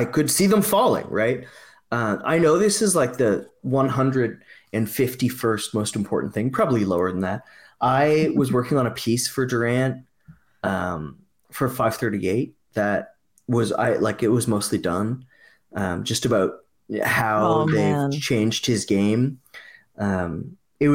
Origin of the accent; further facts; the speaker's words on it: Nova Scotia, Canada; I'm from Nova Scotia.